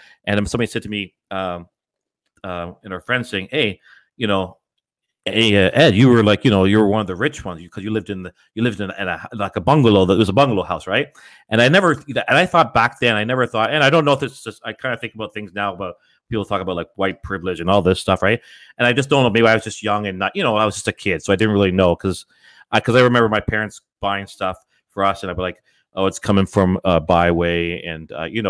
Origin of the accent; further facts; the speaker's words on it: Scarborough, Ontario, Canada; Yeah, because I was just south of Ellesmere, just off of Scarborough Golf Club Road there.